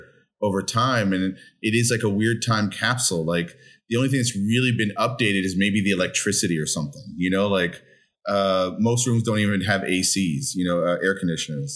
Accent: New York City, New York, United States; also born or lived in Brooklyn, New York; I grew up in the Upper West Side of Manhattan, moved to Brooklyn about 25 years ago

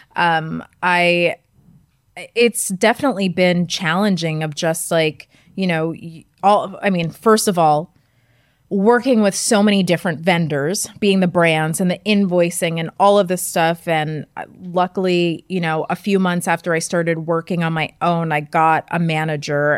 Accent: Westchester County, New York, United States; I grew up in Westchester County, just an hour outside the city.

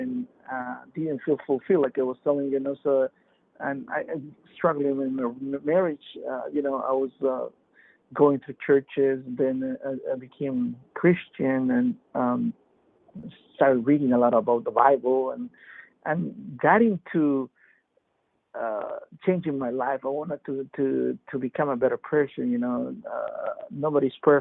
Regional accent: Peru; now in Fort Lauderdale, United States; I'm originally from Peru and came here to U.S. in 91

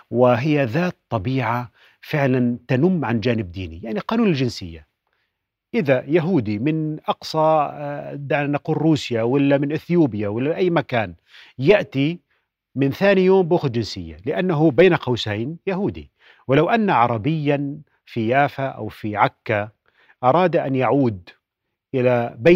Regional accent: Palestine; هل نحن نفسه. كعرب وكفلسطينيين

